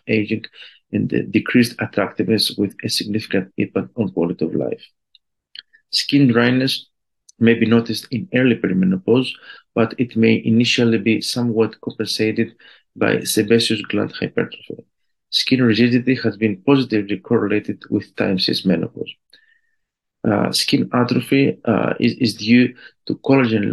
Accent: Greece; I am an endocrinologist from Greece

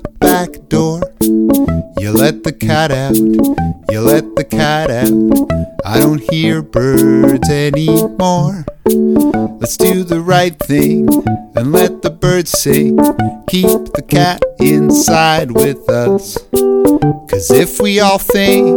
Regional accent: Hamilton, Ontario, Canada; we're all from Hamilton.

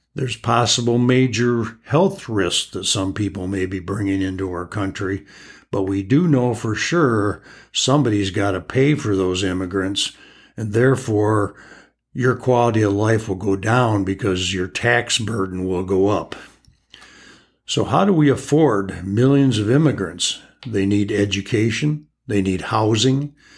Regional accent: United States; us as American citizens

